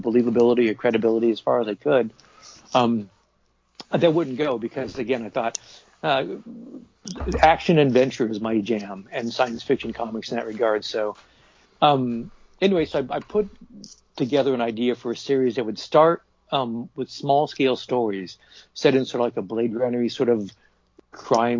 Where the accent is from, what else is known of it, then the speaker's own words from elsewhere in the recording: Portland, Oregon, United States; moved away as an adult; also born or lived in New Jersey; I moved back to Portland, Oregon, which is my hometown